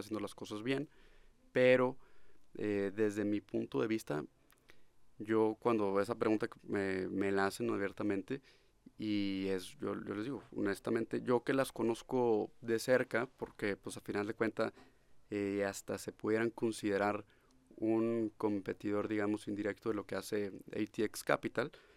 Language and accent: Spanish; Monterrey, Nuevo León, Mexico; also born or lived in Austin, United States; yo desde pequeño viviendo, creciendo aquí en Monterrey